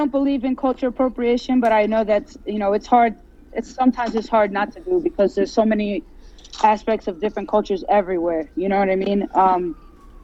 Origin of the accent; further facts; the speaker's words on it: United States; I was born here in America, but my parents are born and raised in Jamaica